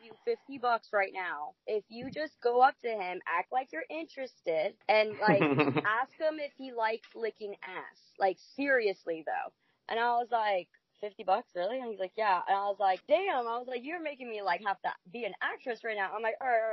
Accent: New Jersey, United States; now in Jacksonville, United States; I'm from Jersey

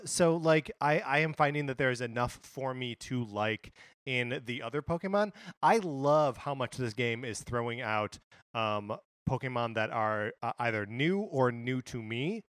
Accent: Wisconsin, United States; born and raised in Wisconsin

